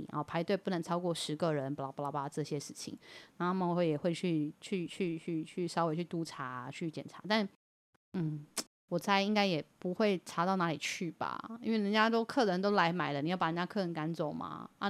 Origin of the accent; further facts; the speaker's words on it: Yilan County, Taiwan; 我我们宜兰人不一定想要跟你们桃园同一国，我们可以宜兰国自己一国啊